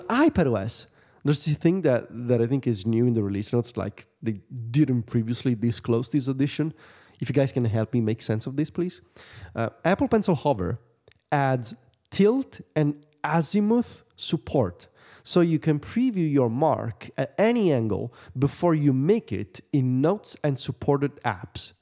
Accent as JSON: {"language": "English", "town": "Viterbo", "region": "Lazio", "country": "Italy", "tie": "born or raised there", "said": "the machina of Santa Rosa in Viterbo? The big celebration in my hometown"}